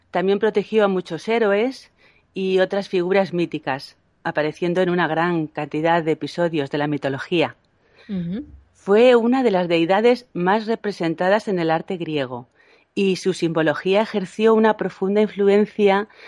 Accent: Madrid, Community of Madrid, Spain; perdona, pero soy de Madrid

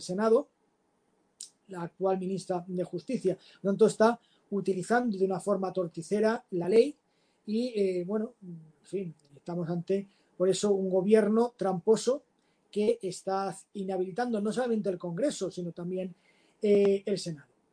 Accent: Valencian Community, Spain; mi tierra, de la provincia de Valencia

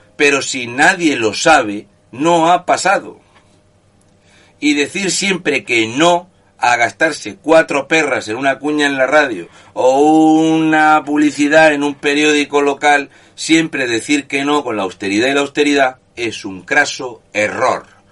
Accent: Region of Murcia, Spain; murciano encabronado

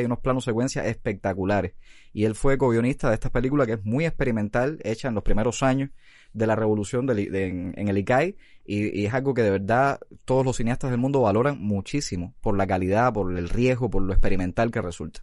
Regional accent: Cuba; como buenos cubanos

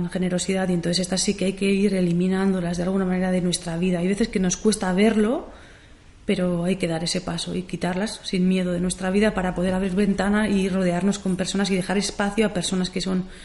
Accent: Zumaia, Basque Country, Spain; empiezo a trabajar con gente de aquí, de, Zumaya

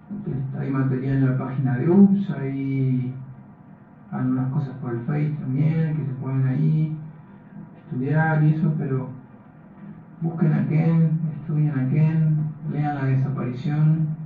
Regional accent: Uruguay; yo soy, yo soy uruguayo

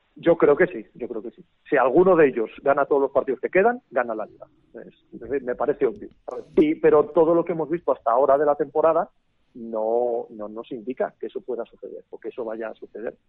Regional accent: Asturias, Spain; yo soy asturiano, eh, comencé en mi tierra

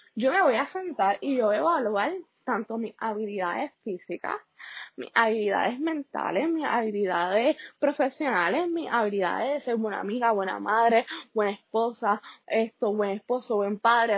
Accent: Puerto Rico; los Estados Unidos, en el cual nosotros somos una colonia, o sea, nosotros no tenemos los derechos de un Estado

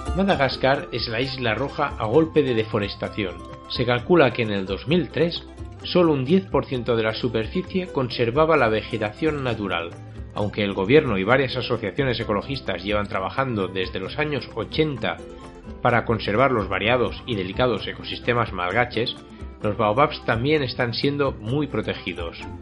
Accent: Catalonia, Spain; a mi tierra, ¿no? A Cataluña

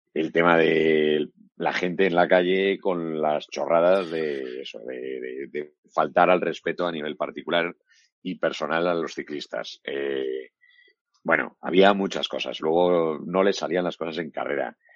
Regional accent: Valladolid, Castile and León, Spain; yo soy de Valladolid

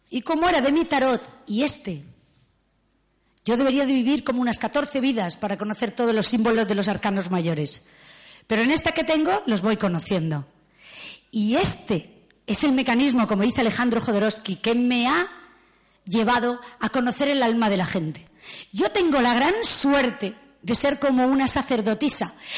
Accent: León, Castile and León, Spain; yo nací en León y tengo derecho, soy castellana auténtica

